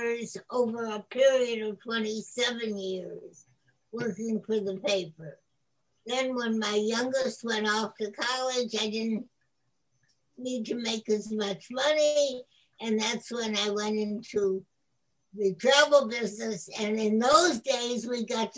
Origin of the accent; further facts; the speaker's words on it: Buffalo, New York, United States; I grew up in the city of Buffalo